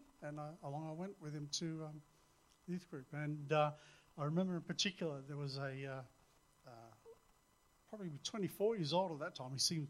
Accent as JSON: {"language": "English", "town": "Adelaide", "region": "South Australia", "country": "Australia", "tie": "born or raised there", "also_born_or_lived": "Darwin", "lives_now": "Perth, Australia", "said": "Yes, I've lived in almost every capital city in Australia. I grew up in Adelaide. My parents dragged us up to Darwin, which is where Libby and I met."}